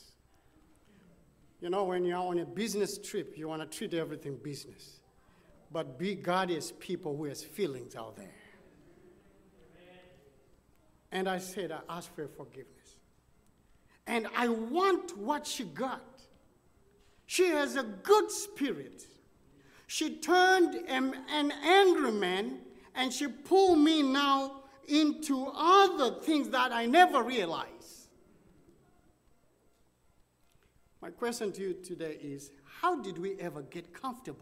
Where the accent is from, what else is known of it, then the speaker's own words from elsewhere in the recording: Dallas, Texas, United States; I said, United States, Dallas, Texas